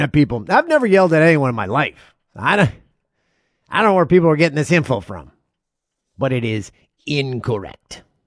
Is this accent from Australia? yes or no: no; Ontario, Canada; It's an old, uh, chain of gas stations that used to operate in Ontario. I worked at one on a lonely stretch of highway in my hometown.